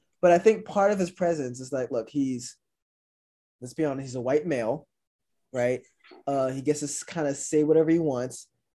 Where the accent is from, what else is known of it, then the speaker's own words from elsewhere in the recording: Louisiana, United States; from my home state of Louisiana.